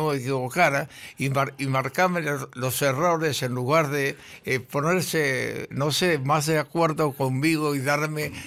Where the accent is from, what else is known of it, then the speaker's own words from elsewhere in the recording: Argentina; somos argentinos